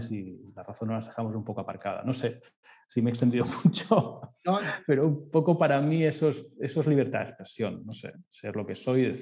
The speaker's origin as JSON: {"language": "Spanish", "country": "Spain", "said": "pues eres catalán, perfecto, yo soy de España, perfecto, genial"}